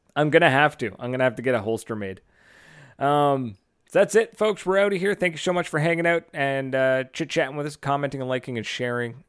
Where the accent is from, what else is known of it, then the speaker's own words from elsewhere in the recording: Fredericton, New Brunswick, Canada; right here in Fredericton, in my hometown